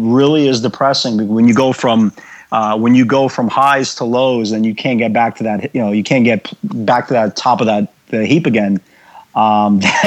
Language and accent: English; New York City, New York, United States; I grew up in the Brighton Beach section of Brooklyn